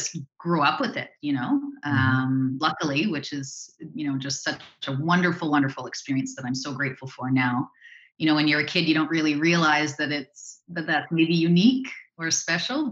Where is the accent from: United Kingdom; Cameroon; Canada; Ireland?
Canada; Drayton Valley, Alberta; now in Victoria, Canada; I grew up in Drayton Valley, Alberta.